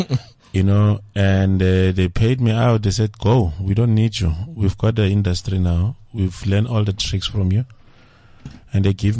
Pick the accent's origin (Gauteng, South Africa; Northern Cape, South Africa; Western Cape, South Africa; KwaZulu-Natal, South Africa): Northern Cape, South Africa; Kimberley; moved away; also born or lived in Centurion; I'm originating from Kimberley.